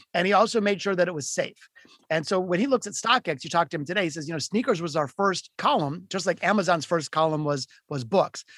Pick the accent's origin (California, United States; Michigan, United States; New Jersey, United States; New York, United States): Michigan, United States; Detroit; I'm from Detroit, Michigan. I was born in the city of Detroit and I grew up playing guitar